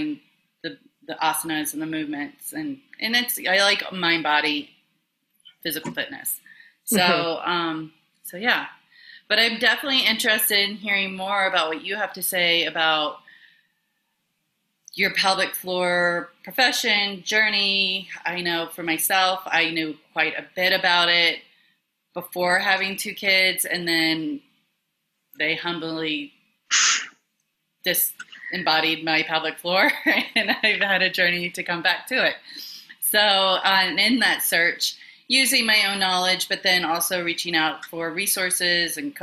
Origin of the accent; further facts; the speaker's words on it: Memphis, Tennessee, United States; moved away; also born or lived in New York City; I was born and raised in Memphis, Tennessee, but my family is pretty much Minnesota, Norwegian